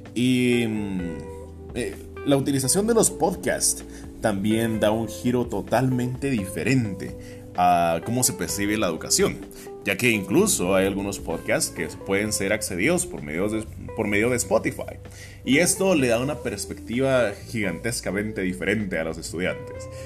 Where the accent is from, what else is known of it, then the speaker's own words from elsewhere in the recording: Guatemala; also born or lived in Quetzaltenango, Guatemala; Yo soy guatemalteco de todo corazón